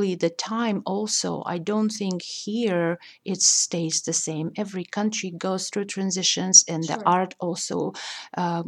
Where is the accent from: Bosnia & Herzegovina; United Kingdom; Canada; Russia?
Russia; English is a second language; also born or lived in New York; now in Indiana, United States; growing up in Russia, the Russian culture affected me tremendously